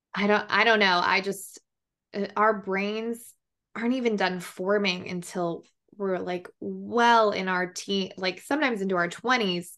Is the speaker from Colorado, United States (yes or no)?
yes; Colorado, United States; now in Austin, United States; I'm from Colorado, but I live in Austin, Texas